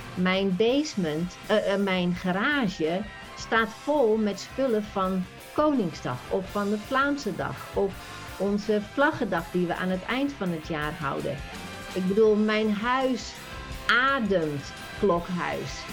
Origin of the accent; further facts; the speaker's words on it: Netherlands; moved away as an adult; now in United States; we wonen hier al 26 jaar. Jij, wij zijn Nederlander